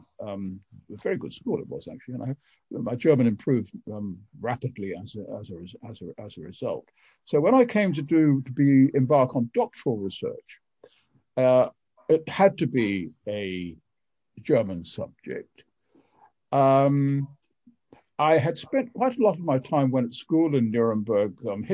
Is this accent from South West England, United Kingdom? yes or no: yes; Wells, South West England, United Kingdom; I was born in April 1942 in a nursing home in Wells. It's a cathedral city some 15 miles or so south of Bristol.